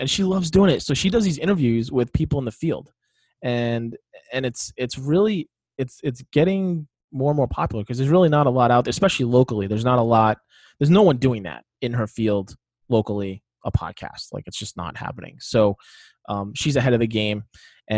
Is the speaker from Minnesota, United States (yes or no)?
no; Providence, Rhode Island, United States; My hometown